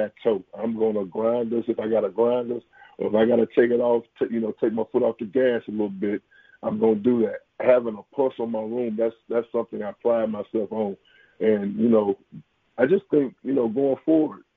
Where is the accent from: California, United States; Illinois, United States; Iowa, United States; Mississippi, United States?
Mississippi, United States; Jackson; I'm from Jackson. I was, you know, born and raised here